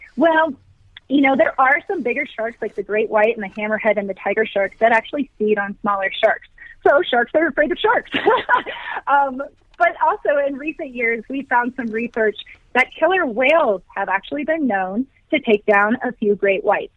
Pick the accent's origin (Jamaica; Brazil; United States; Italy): United States; Virginia; now in Colorado, United States; I did grow up on the East Coast. So I grew up in Virginia